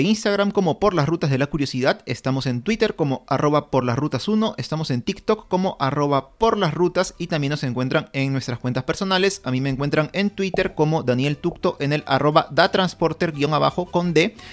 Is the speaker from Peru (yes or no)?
yes; Peru; nosotros como peruanos